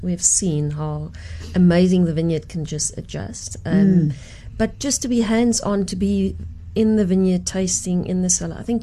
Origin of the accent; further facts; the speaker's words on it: Sutherland, Northern Cape, South Africa; moved away as an adult; also born or lived in Stellenbosch; I grew up in the Karoo